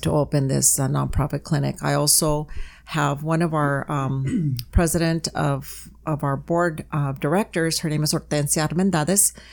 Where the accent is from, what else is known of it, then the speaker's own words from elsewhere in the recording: Calexico, California, United States; moved away as an adult; also born or lived in Mexicali, Mexico; now in San Diego, United States; i'm originally from uh, Calexico, California. I was born in Mexicali. I'm class of 81. I left here in 84